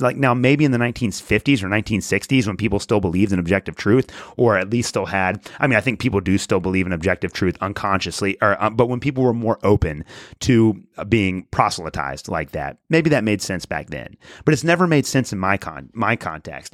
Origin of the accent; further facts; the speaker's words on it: United States; as American Christians